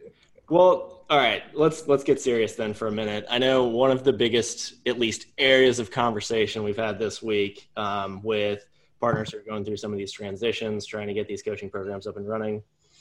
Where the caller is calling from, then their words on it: Richmond, Virginia, United States; We're calling in from Richmond, Virginia, so quick shout out to Hardywood.